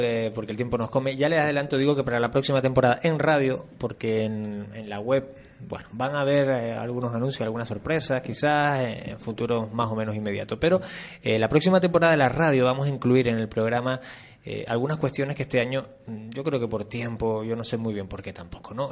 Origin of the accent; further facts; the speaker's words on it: Canary Islands, Spain; aquí somos en Canarias muy, muy, muy, muy murgueros